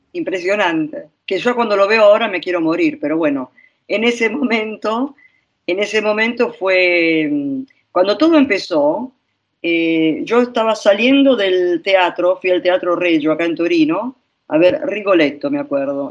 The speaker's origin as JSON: {"language": "Spanish", "country": "Argentina", "moved": "yes", "lives_now": "Italy", "said": "yo soy argentina, purum pampero"}